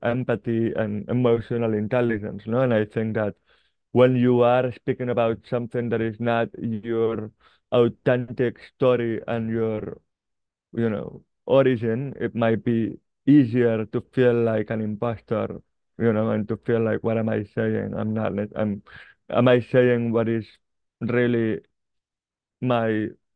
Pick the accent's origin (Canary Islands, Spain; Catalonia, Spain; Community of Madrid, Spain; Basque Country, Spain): Catalonia, Spain; Barcelona; I grew up in Barcelona